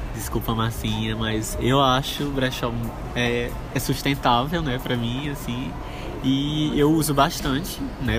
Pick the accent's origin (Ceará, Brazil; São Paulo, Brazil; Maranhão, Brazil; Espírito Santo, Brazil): Maranhão, Brazil; interior of; now in São Luís, Brazil; eu sou natural do interior do Maranhão